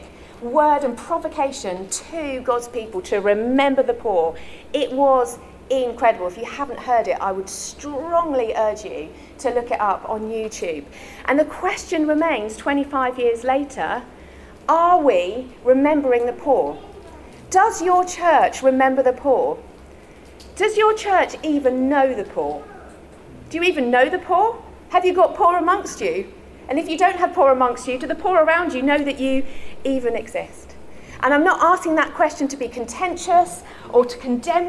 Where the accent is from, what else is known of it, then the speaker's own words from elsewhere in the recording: London, United Kingdom; also born or lived in Tower Hamlets, East London; I was born and raised in London. And when I was 6 years old, I moved to East London.